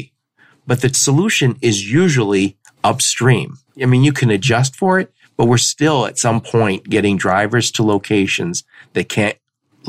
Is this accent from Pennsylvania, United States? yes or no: no; Dearborn, Michigan, United States; I grew up in Dearborn